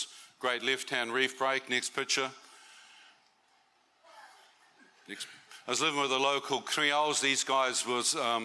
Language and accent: English; New Zealand; As a New Zealander